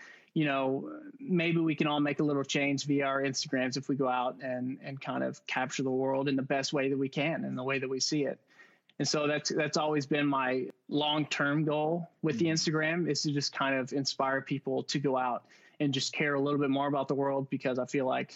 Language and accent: English; Louisville, Kentucky, United States; born and raised in Louisville, Kentucky